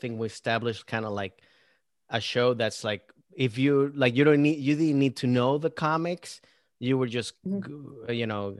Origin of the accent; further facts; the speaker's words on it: Maryland, United States; accent: Venezuelan; also born or lived in Venezuela; I grew up in Maryland and Bethesda, Rockville area, you know. Mm-hmm. So like I went to, you know, middle school, high school and college over there.